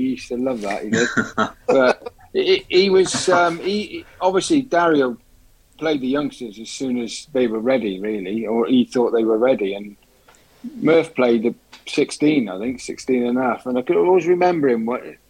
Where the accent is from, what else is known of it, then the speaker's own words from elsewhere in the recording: Cardiff, Wales, United Kingdom; moved away; also born or lived in Droitwich; I'm a Cardiff boy